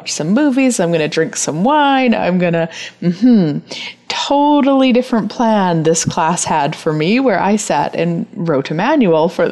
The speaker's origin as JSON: {"language": "English", "town": "Turtleford", "region": "Saskatchewan", "country": "Canada", "tie": "born or raised there", "said": "I was born and raised in Turtleford, Saskatchewan, so I am a Saskatchewanite."}